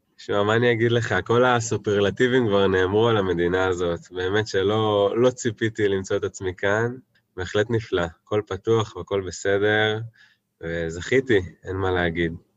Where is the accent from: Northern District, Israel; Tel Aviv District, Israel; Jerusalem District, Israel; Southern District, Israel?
Tel Aviv District, Israel; Tel Aviv; moved away as an adult; now in New Zealand; במקור מתל אביב, ממש תל אביב במקור